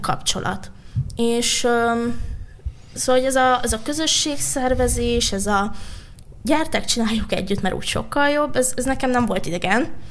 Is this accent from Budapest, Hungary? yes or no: yes; Budapest, Hungary; én a fővárosban nőttem fel, a belvárosban